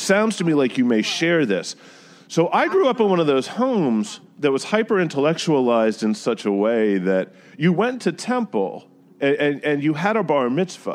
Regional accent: South Carolina, United States; also born or lived in New Jersey; now in New York, United States; being mostly from South Carolina, even though my family is northern in roots, and I was born in Jersey

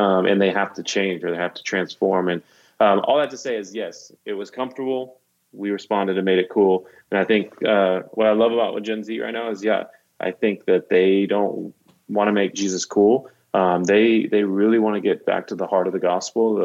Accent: Dallas, Texas, United States; moved away as an adult; also born or lived in South Africa / Mexico; now in Nashville, United States; I grew up in Dallas

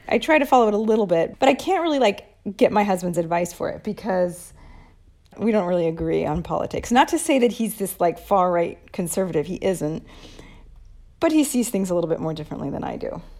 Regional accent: United States; also born or lived in Arizona; now in Italy; my perspective as an American

